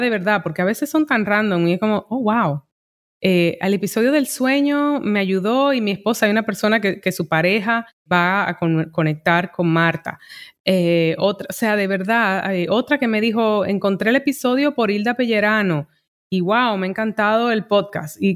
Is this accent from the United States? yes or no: yes; New York, United States; eh, hacerlo en mi idioma primario y siento que, aportaba más teniéndolas de un punto caribeño que como neoyorquina en inglés, ¿sabes? Como New York es casi que una burbuja